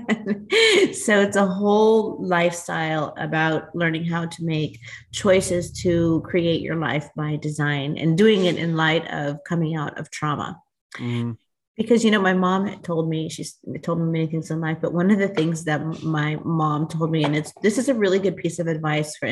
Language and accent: English; United States; also born or lived in Newport Beach, California; I am an American-born Latina American Indian, and I reside in Newport Beach, California with my husband of 30 years.